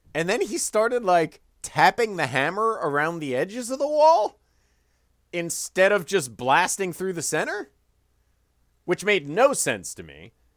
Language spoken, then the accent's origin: English; Chicago, Illinois, United States; the Chicagoland area growing up in the Midwest